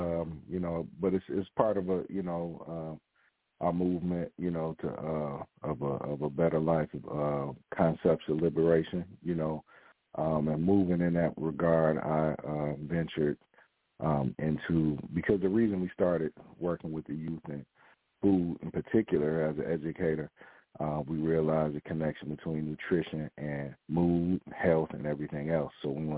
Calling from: Detroit, Michigan, United States; I'm coming in from Detroit, Michigan, so it's a pleasure to be here.

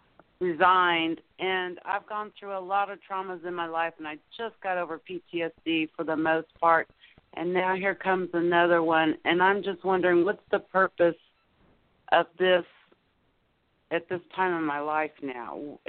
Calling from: Temple, Texas, United States; I'm calling from Temple, Texas.

